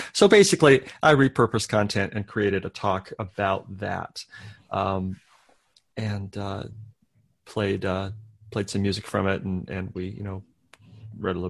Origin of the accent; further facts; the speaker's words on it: United States; as an American